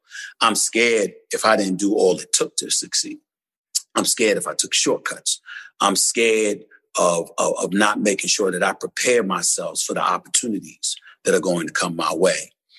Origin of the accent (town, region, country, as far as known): Queens, New York, United States; born or raised there; also born or lived in Winston-Salem, United States